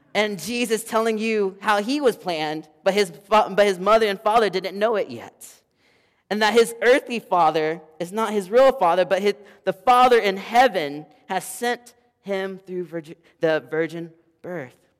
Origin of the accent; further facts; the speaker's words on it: the South, United States; I am from the South